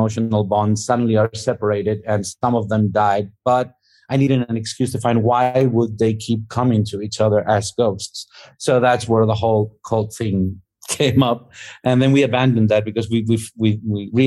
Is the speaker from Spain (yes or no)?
yes; Spain; when we were growing up in Spain, it was like when we were kids during the late 70s and 80s